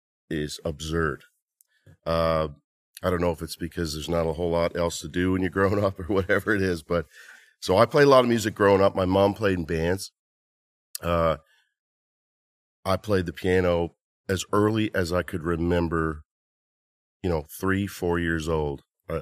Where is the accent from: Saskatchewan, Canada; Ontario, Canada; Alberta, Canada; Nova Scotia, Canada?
Nova Scotia, Canada; I grew up in Nova Scotia, Canada, {S0} yep, {S1} on an island called Cape Breton Island.